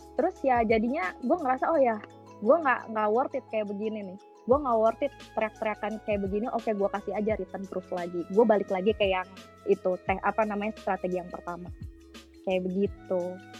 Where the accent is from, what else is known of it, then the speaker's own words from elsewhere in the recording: Jakarta, Indonesia; moved away; Gue sebenarnya orang Batak. Gue Batak tulen 100% nyokap bokap. Tapi gue gue karena udah lahir dan besar di Jakarta